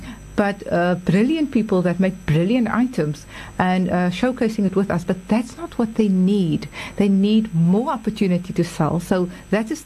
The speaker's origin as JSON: {"language": "English", "country": "South Africa", "said": "So we're South African"}